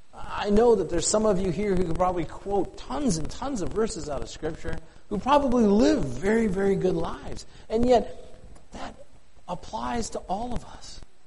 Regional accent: the Dakotas, United States; now in Plevna, United States; It's so bright where I live. And I miss it. After growing up in the Dakotas, holy smokes, I miss stars.

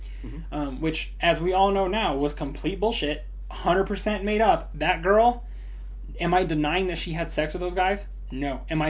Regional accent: United States; I'm an American

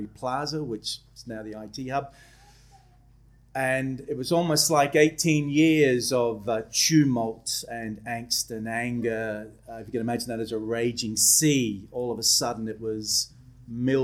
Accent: Adelaide, South Australia, Australia; also born or lived in Belfast, Northern Ireland; I was born in Belfast, Northern Ireland. My parents were what were called 10-pound paddies. We were assistant migrants. We came out to Australia in the early 70s. I grew up in Adelaide

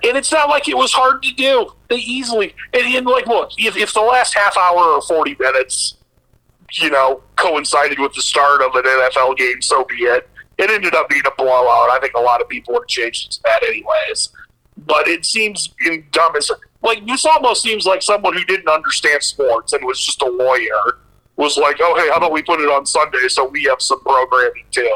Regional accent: Sioux City, Iowa, United States; living, growing up in Sioux City, which was basically like halfway between Minneapolis and Kansas City.

